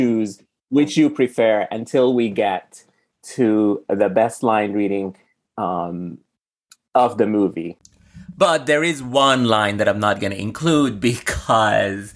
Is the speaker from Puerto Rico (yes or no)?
no; Sudan; now in United States; I'm from Sudan. So I grew up eating completely different food than what people eat here in America